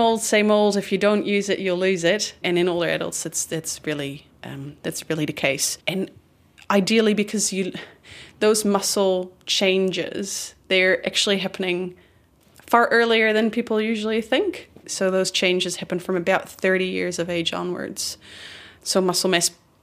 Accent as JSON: {"language": "English", "country": "Netherlands", "second_language": "English", "moved": "yes", "lives_now": "New Zealand", "said": "I'm originally from the Netherlands."}